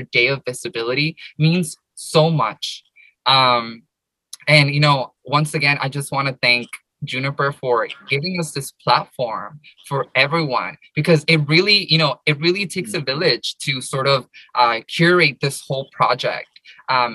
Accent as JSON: {"language": "English", "town": "Paramount", "region": "California", "country": "United States", "tie": "born or raised there", "said": "I grew up in the United States. I grew up in Southern California, in LA, in this little city called Paramount."}